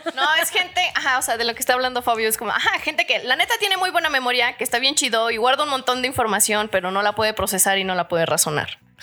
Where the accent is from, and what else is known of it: Chilpancingo, Guerrero, Mexico; born or raised there